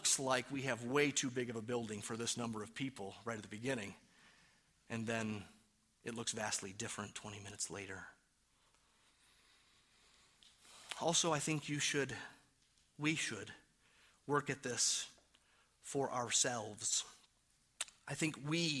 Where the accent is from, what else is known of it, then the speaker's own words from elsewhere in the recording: Detroit, Michigan, United States; now in New Mexico, United States; even though I am from Detroit and I claim New Mexico my own now. I've been here long enough